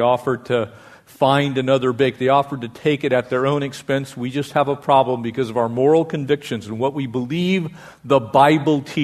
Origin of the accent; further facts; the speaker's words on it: United States; we as the American people